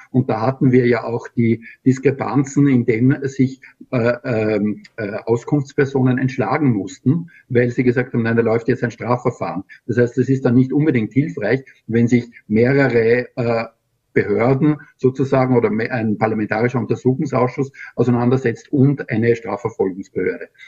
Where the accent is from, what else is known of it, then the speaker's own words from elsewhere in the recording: Austria; letztes Jahr haben wir noch sehr gut äh, im äh, Korruptionsindex abgeschlossen als Österreicher.